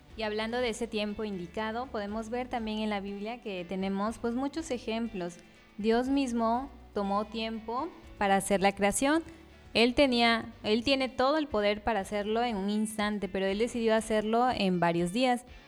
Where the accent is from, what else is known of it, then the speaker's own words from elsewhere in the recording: Tabasco, Mexico; Somos tabasqueños, mexicanos, amamos al Señor